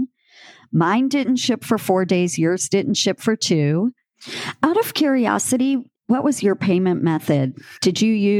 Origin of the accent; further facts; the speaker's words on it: rural Louisiana, United States; I am from rural Louisiana. I grew up on a rice farm